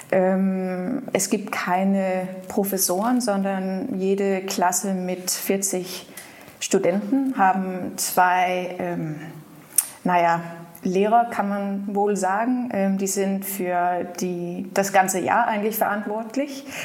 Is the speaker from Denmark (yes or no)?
yes; Aarhus, Central Denmark Region, Denmark; German is a second language; ich bin in Aarhus groß geworden